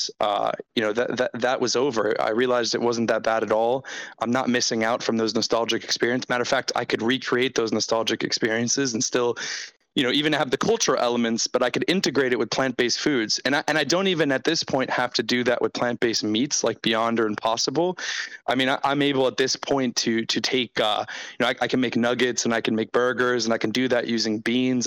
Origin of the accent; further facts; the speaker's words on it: United States; I'm American